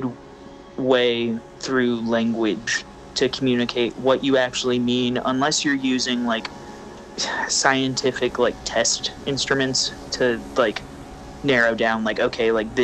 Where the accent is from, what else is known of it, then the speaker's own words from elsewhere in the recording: Indiana, United States; I grew up in Indiana, so it was in-state tuition